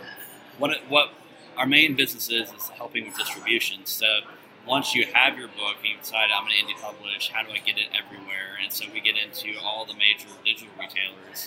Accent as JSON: {"language": "English", "region": "Oklahoma", "country": "United States", "said": "I'm from Oklahoma"}